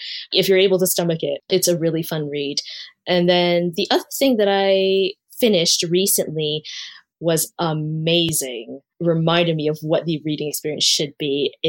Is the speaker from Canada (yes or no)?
yes; Canada; because I'm Chinese Canadian. And growing up, I never saw love interests who were Asian.